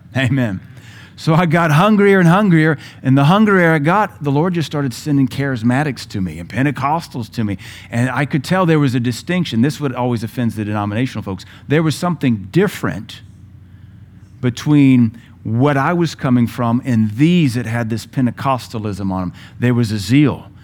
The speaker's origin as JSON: {"language": "English", "country": "United States", "said": "as an American"}